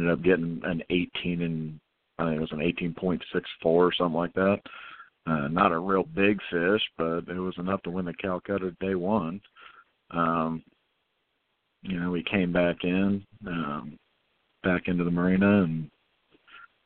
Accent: St. Petersburg, Florida, United States; we're from St. Pete, Florida

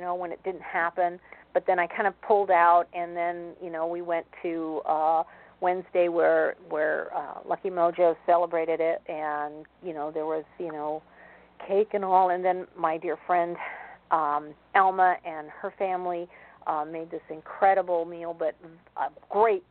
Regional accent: East Coast, United States; I was born on the East Coast

